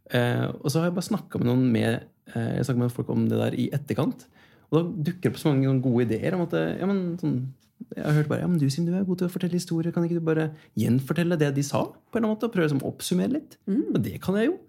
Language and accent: Norwegian; Kongsberg, Buskerud, Norway; moved away; Da var jeg hjemme i Kongsberg